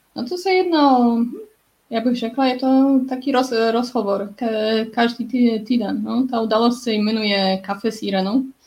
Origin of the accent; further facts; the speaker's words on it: Poznań, Greater Poland, Poland; first language Polish; Czech is a second language; moved away as an adult; also born or lived in Canada / Finland / France; já bydlím, bydlím v, v Polsku, v Poznaní, kde, kde jsem se narodila, ale taky jsem žila jako deset let v zahraničí.